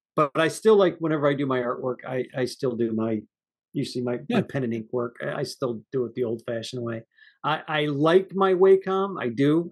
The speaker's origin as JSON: {"language": "English", "country": "United States", "said": "I'm an American"}